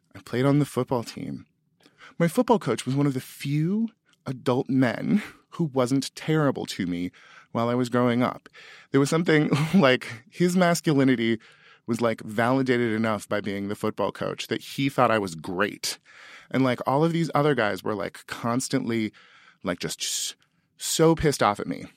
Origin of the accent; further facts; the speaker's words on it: Sutter County, California, United States; I'm from Sutter County, California, the prune basket of the world